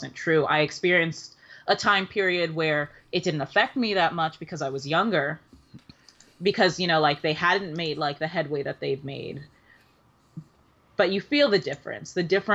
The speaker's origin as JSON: {"language": "English", "town": "New York City", "region": "New York", "country": "United States", "tie": "born or raised there", "also_born_or_lived": "the Bronx, New York", "said": "I grew up mostly in Harlem, but, when my folks split, my dad moved up to Hunts Point, back when I was in, middle school. So like just Harlem and the Bronx"}